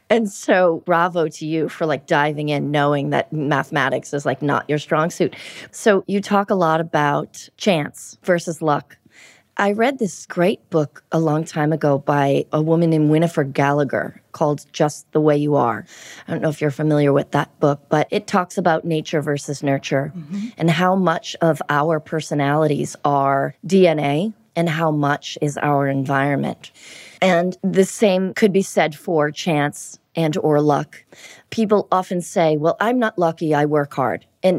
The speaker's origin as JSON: {"language": "English", "town": "Everett", "region": "Massachusetts", "country": "United States", "tie": "born or raised there", "said": "you'll hear my accent. You'll be like, oh, yeah. I grew up in a town called Everett."}